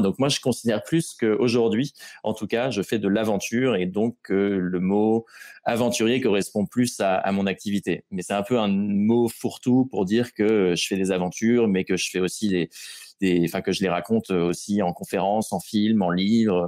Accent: Rouen, Normandy, France; je suis de Rouen à l'origine

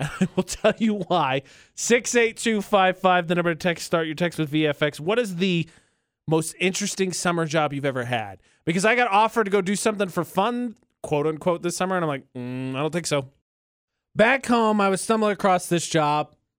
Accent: Indiana, United States; moved away; my home state of Indiana

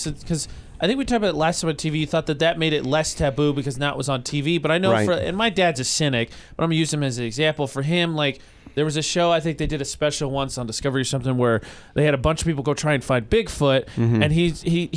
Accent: Lafayette, Indiana, United States; moved away; my high school is in my hometown is called Lafayette Jeff High School

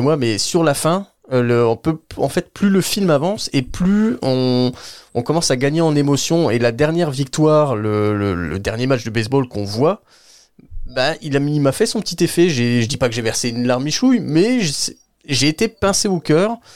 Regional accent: France; pour nous en tant que Français et Européens

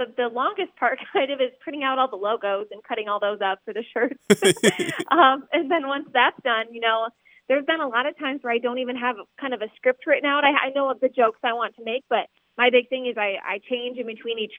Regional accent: Big Ten territory, Midwest, United States; I grew up in Big Ten territory

